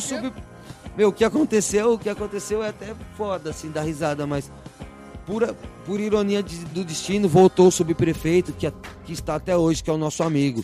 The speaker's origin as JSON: {"language": "Portuguese", "country": "Brazil", "also_born_or_lived": "Manaus", "said": "saí do Brasil mesmo, mas conheci bastante o Brasil, assim, viajei bastante dentro do nosso país"}